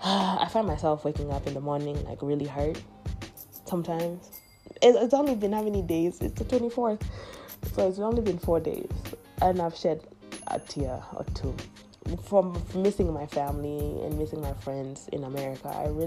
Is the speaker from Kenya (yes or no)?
yes; Kenya; but I think people have said like I don't look like I'm from Kenya at the moment